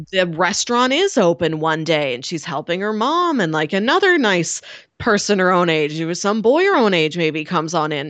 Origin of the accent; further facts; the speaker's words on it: United States; as an American audience